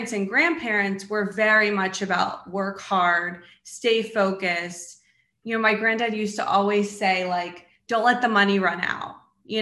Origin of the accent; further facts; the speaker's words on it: Maryland, United States; also born or lived in New York / Washington, D.C.; I grew up in Maryland and I still live in Maryland